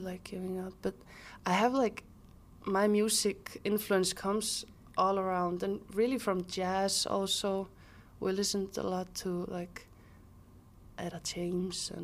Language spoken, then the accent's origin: English; Mosfellsbær, Capital Region, Iceland; born or raised there; also born or lived in Reykjavik